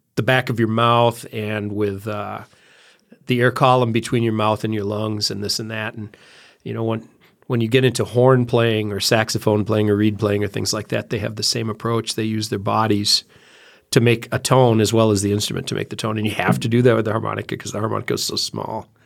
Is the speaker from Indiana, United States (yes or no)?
no; Central Wisconsin, United States; also born or lived in Babcock, Wisconsin; I'm from Central Wisconsin. Uh, my family moved here in the nineteen sixties, and so I went to school here